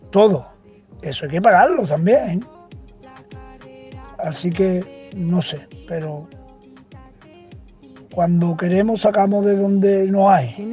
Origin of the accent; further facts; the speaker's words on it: Seville, Andalusia, Spain; Buenas, eh … de Sevilla y yo es que sigo cobrando lo mismo que hace 20 años.